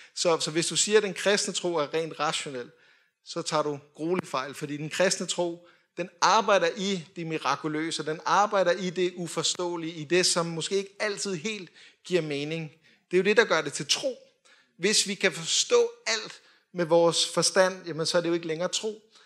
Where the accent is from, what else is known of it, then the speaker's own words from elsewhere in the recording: Denmark; vi er jo danskere